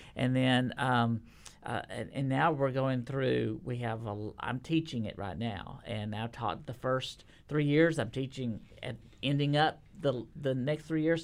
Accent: Texas, United States; now in Nashville, United States; I'm a Texan

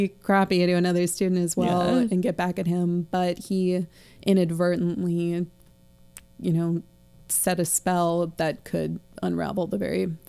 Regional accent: United States; So as an American child

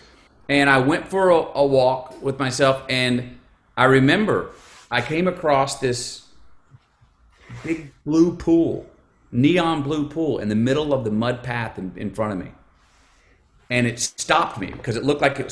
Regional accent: United States; I am an American.

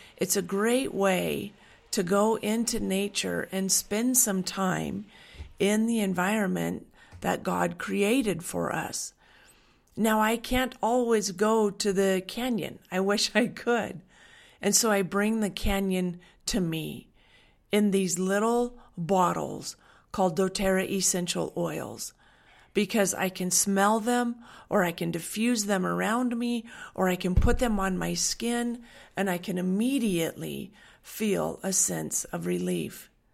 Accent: Western Washington, United States; moved away; I grew up in Washington on a dairy farm. I grew up in Western Washington

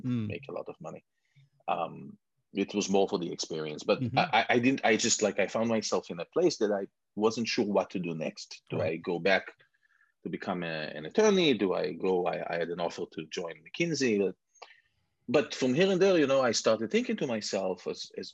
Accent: Israel; moved away as an adult; also born or lived in Canada / London; now in United States; some people can hear from my accent that I was born and raised in Israel. I've been here in the US for about 15 years, a little bit in Canada before

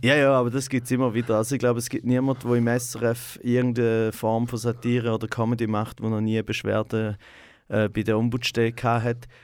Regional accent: Goldach, St. Gallen, Switzerland; moved away as an adult; also born or lived in Rorschach; geboren bin ich in Rorschach äh, im Spital, direkt neben Goldach, äh, wo äh, ich auch, also wo meine Eltern wohnen, auch immer noch. Und dort bin ich meine ersten ja, 18 Jahre habe ich zu Goldach gelebt.

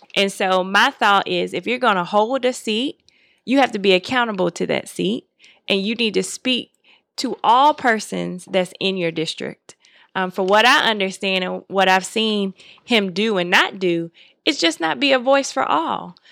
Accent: Miami, Florida, United States; now in Atlanta, United States; I grew up in Miami, Florida, and I didn't grow up in Georgia.

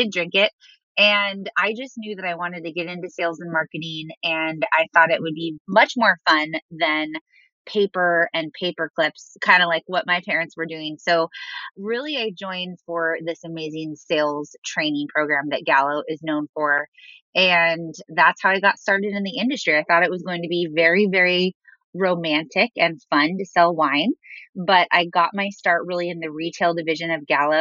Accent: Southern California, United States; also born or lived in Arizona; I'm originally from Southern California, and I ended up right back where I started. So I'm back in California

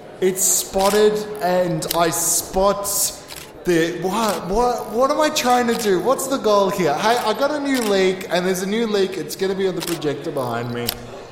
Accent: Australia; I'm Australian, I know all the things. I'm true blue.

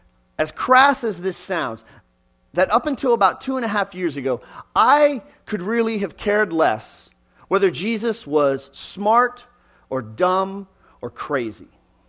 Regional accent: Texas, United States; also born or lived in Pennsylvania; When we moved to Texas, I was born in Western Pennsylvania, but when we moved to Texas, where I spent 20 years of my life, we were fifth pew back, right side of the aisle.

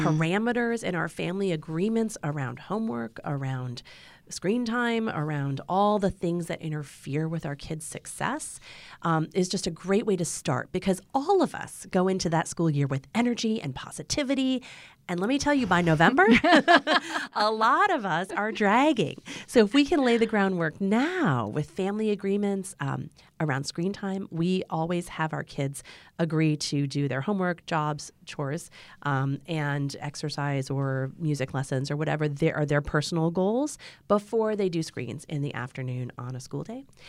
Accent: Ann Arbor, Michigan, United States; I was born in Ann Arbor in the middle of a snowstorm.

